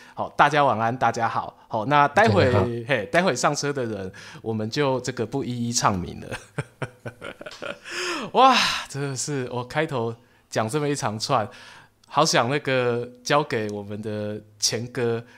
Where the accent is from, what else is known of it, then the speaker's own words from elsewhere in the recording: Yilan County, Taiwan; 我的故乡，哦，伫咧宜兰